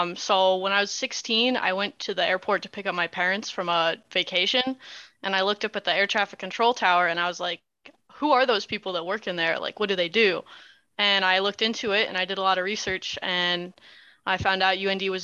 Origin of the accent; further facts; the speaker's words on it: St. Louis, Missouri, United States; moved away; I'm from St. Louis, Missouri, but it's been a while since I've been back